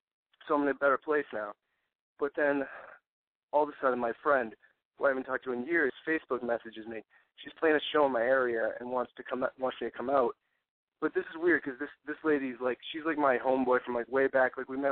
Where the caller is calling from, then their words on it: Massachusetts, United States; 26, from Mass.